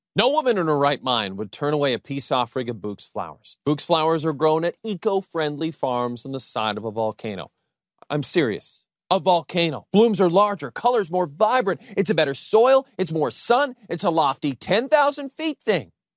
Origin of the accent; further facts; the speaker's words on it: Canada; we're from Canada.